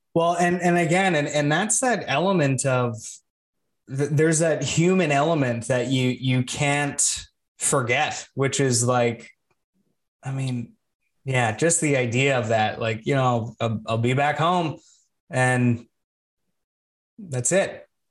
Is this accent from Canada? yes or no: yes; Canada; I'm Canadian